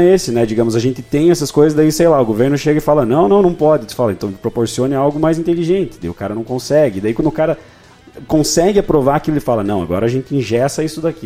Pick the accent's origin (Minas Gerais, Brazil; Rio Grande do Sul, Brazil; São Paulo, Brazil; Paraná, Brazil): Paraná, Brazil; Irati; Eu sou de Irati, uma cidade aqui do lado